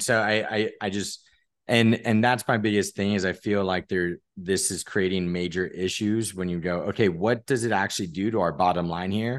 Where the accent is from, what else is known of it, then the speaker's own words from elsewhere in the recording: San Diego, California, United States; I'm from San Diego